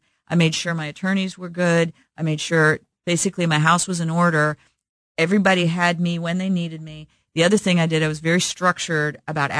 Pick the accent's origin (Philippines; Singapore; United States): United States; Midwest; growing up in the Midwest with good Midwestern work ethic